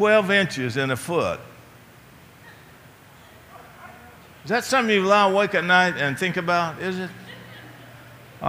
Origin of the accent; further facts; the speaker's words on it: Appalachia, Virginia, United States; moved away; my hometown of Appalachia